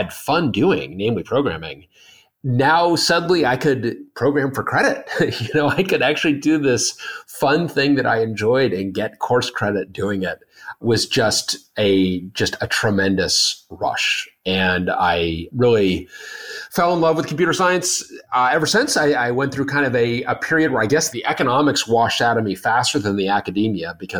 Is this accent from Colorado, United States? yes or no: yes; Denver, Colorado, United States; moved away as an adult; on the way back home to Denver, I grew up in Denver